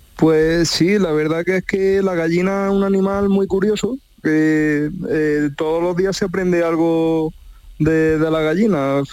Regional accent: Pozoblanco, Andalusia, Spain; yo soy de Pozo Blanco

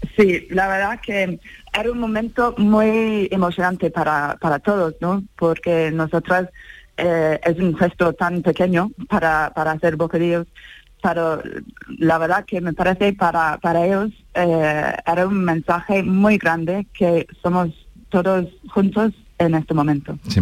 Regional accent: England, United Kingdom; now in Valle de Lecrín, Spain; Yo soy de, Inglaterra

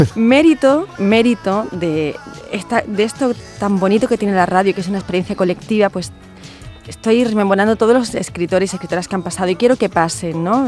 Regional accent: Andalusia, Spain; accent: Andalusian; desde un acento andaluz

